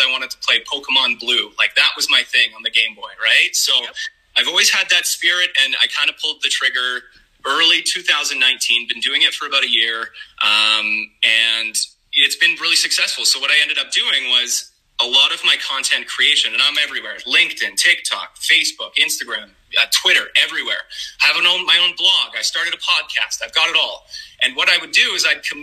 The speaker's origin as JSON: {"language": "English", "town": "Calgary", "region": "Alberta", "country": "Canada", "said": "I'm from Calgary, Canada"}